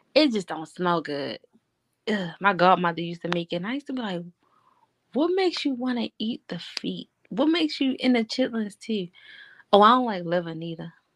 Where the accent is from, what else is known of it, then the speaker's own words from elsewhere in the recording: Baltimore, Maryland, United States; I'm from Baltimore